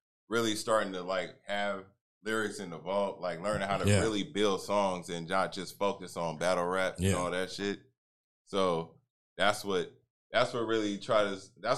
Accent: Northern California, United States; I'm from Northern California

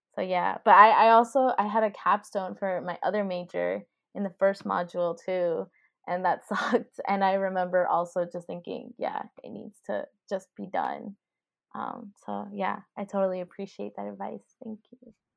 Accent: Miami, Florida, United States; moved away; I'm from, um, Miami, which is South Florida

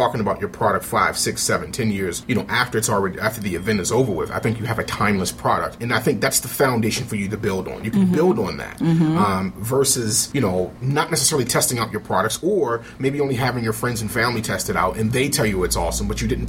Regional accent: Baltimore, Maryland, United States; I'm from Baltimore.

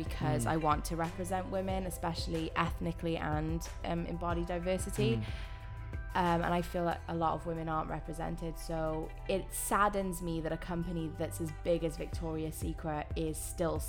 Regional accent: Wales, United Kingdom; moved away as an adult; now in Los Angeles, United States; I'm not from LA. I'm from Wales.

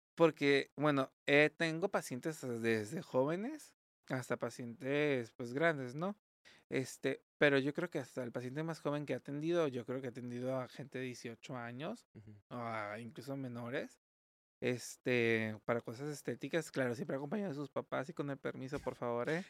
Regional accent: Mexico; also born or lived in Tijuana; como buenos mexicanos

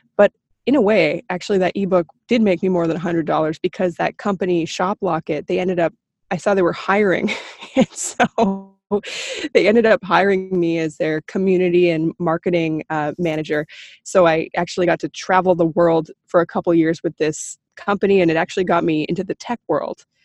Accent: Beaverton, Ontario, Canada; also born or lived in Toronto; I was born in Toronto, but grew up in a small town called Beaverton

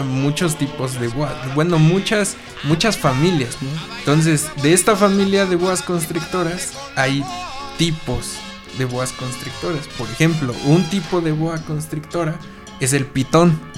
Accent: Toluca, State of Mexico, Mexico; moved away; allá en Toluca, mi tierra natal

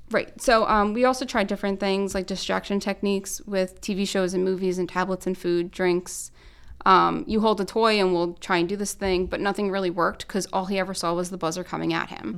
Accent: New York, United States; moved away; I'm not from here, I'm from New York

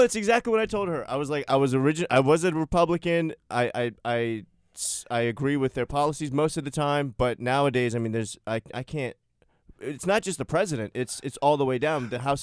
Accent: Maryland, United States; moved away as an adult; also born or lived in Kyrgyzstan; now in New York, United States; I grew up in Maryland

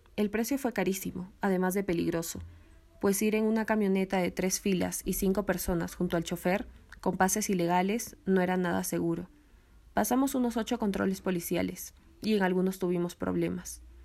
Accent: Cusco, Peru; moved away as an adult; also born or lived in Rochester, New York; now in Lima, Peru; Nací en Cusco, pero hace años me mudé sola a Lima para estudiar en la universidad

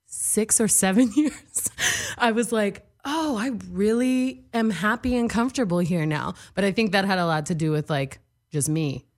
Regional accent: Texas, United States; also born or lived in New York; now in Los Angeles, United States; I'm from Texas

